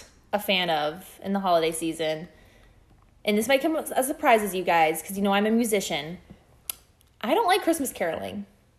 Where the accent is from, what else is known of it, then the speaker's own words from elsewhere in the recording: Iowa, United States; moved away; I'm from Iowa